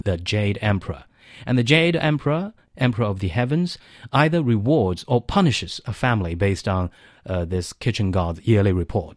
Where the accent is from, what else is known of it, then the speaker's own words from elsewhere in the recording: Zhejiang, China; moved away as an adult; now in Beijing, China; in South China, especially in my hometown, in eastern China's, like, uh, Coastal Zhejiang